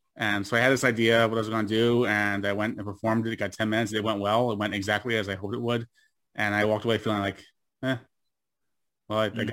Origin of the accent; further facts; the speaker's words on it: United States; moved away as an adult; now in Sweden; I am an American living in Sweden since 2006